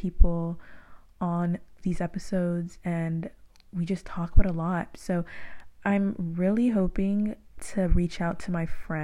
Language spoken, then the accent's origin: English; Moreno Valley, California, United States; I went to like middle school and elementary out in Moreno Valley